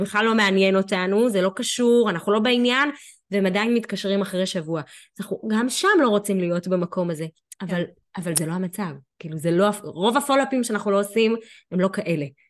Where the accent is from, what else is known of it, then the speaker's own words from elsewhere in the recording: Ashdod, Southern District, Israel; אני מאשדוד